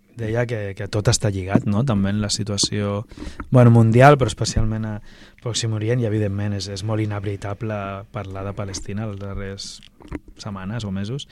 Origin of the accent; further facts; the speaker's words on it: Barcelona, Catalonia, Spain; Jo recordo de petit, però molt petit, fa 30 anys o així, hi havia un, un mural gran, una pintada gegant al meu barri Baicarca